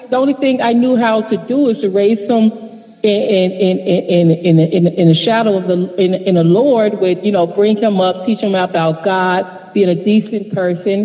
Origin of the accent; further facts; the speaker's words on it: Chicago, Illinois, United States; I was born and raised in Englewood, Chatham area of Chicago, the Robert Taylors